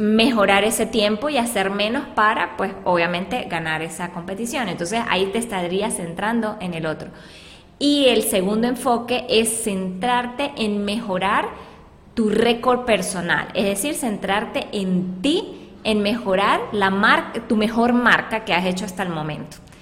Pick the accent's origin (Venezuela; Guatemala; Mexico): Venezuela; now in Colombia; nosotros que somos pues venezolanas eh, de nacimiento